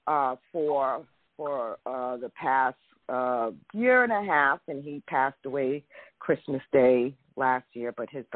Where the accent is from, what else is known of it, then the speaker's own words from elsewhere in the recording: New York City, New York, United States; moved away as an adult; now in Maryland, United States; I am originally from Brooklyn, New York, Crown Heights. Born and bred to Trinidadian parents